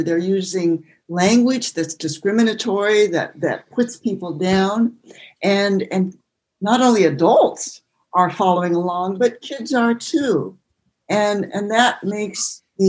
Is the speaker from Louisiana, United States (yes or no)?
no; Hood River, Oregon, United States; I'm from Oregon or near Portland, or I was born in the Columbia Gorge.